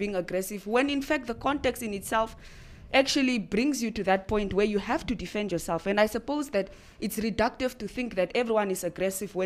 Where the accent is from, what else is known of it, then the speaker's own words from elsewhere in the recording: Windhoek, Khomas, Namibia; I grew up in Komasdal my whole life.